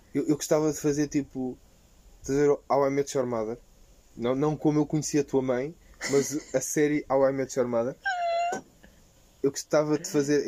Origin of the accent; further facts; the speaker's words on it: Portugal; nasci em Portugal